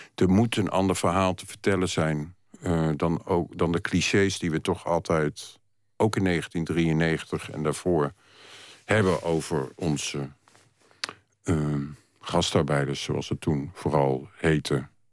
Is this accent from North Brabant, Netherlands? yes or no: no; Utrecht, Netherlands; moved away as an adult; also born or lived in Gouda; now in Amsterdam, Netherlands; ik eh, ben geboren in Utrecht. En daar tot, heb ik tot mijn middelbare school eh, gewoond.